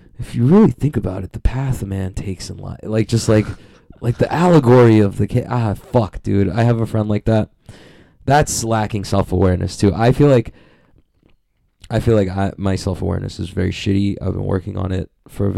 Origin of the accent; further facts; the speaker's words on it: New York City, New York, United States; I grew up in Queens, literally the most diverse city